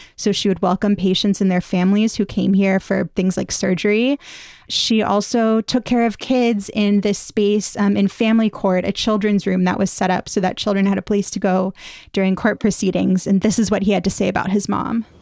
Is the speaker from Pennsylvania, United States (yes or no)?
yes; Pittsburgh, Pennsylvania, United States; I grew up in the Tree of Life synagogue.